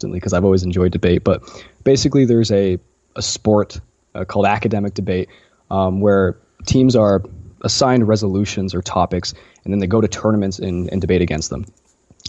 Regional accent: Utah, United States; I'm from Utah. I've lived in Utah most of my life

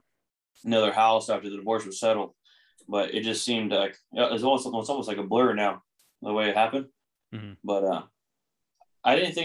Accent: Chino, California, United States; also born or lived in Pomona, California; I was born in Pomona and then grew up in Chino

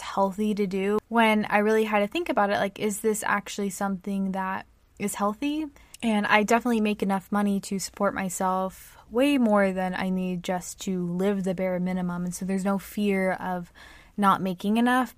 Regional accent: United States; I'm American

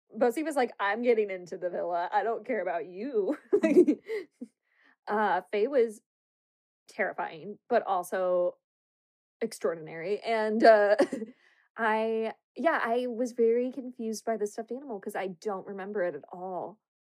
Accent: United States; we're American

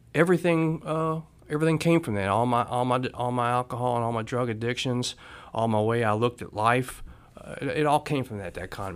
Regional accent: Louisville, Kentucky, United States; I grew up in Louisville, Kentucky

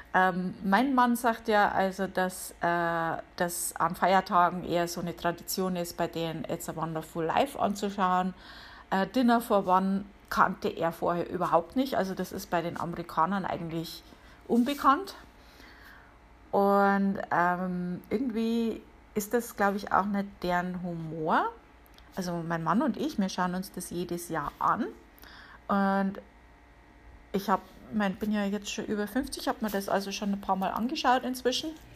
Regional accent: Germany; now in United States; bei uns in Deutschland

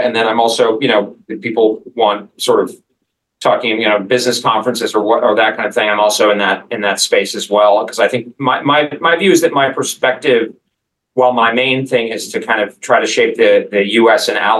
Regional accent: United States; albeit as an American

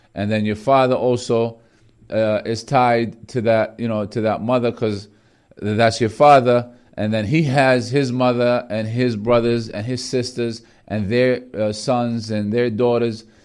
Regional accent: Bethlehem, Palestine; I'm from Beth Laham, the, the area where the Prophet Jesus, peace be upon him, um, was born in Jerusalem, Bethlehem. That's exactly where I'm from

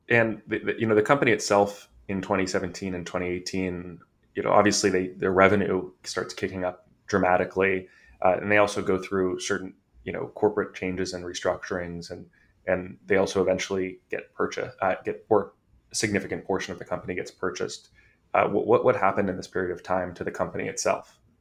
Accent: California, United States; I'm from California

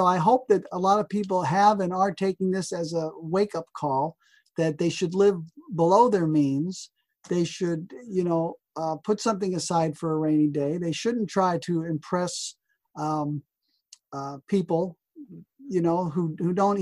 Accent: New Jersey, United States; even as a kid growing up in New Jersey

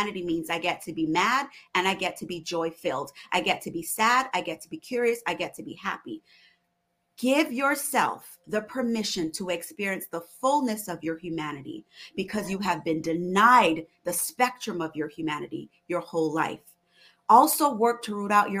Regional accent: Barbados; moved away; also born or lived in West Indies; my cultural identity as a Barbadian woman, as an immigrant

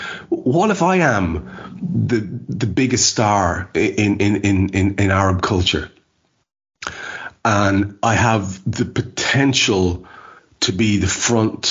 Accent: Ireland; as an Irish lad

